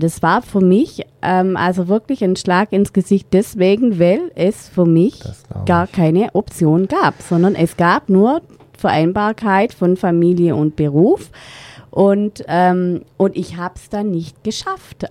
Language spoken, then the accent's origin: German; Rottweil, Baden-Württemberg, Germany; moved away as an adult; wieder zurück in meine Heimatstadt zu gehen, damit meine Eltern uns unterstützen können